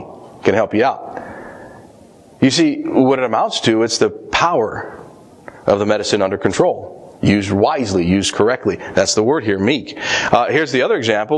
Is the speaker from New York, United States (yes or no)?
no; Colorado, United States; moved away; I grew up in Colorado